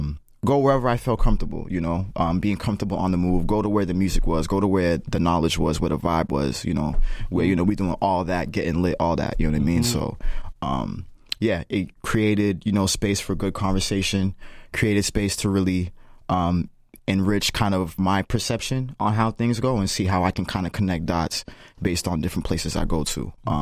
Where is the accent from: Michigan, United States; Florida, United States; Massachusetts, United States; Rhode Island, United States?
Massachusetts, United States; Lynn; also born or lived in Mattapan; My foundation, my hometown is in Lynn, you know what I'm saying? And Lynn has its own feel, its own vibe.